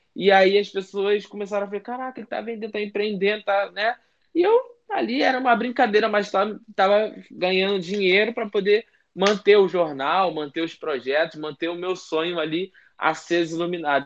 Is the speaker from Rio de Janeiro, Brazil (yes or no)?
yes; Rio de Janeiro, Brazil; só eu sou do Rio